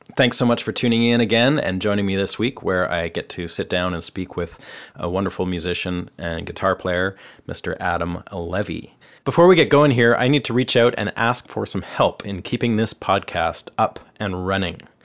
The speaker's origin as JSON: {"language": "English", "country": "Canada", "moved": "as an adult", "lives_now": "Nashville, United States", "said": "I'm a Canadian guitarist, songwriter, producer, and engineer, and I've been living and working here in Nashville for the last four years."}